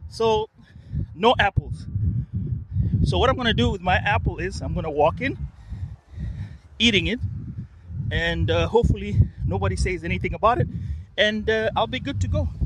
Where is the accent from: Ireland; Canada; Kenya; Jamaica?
Kenya; All right. I'm from Kenya.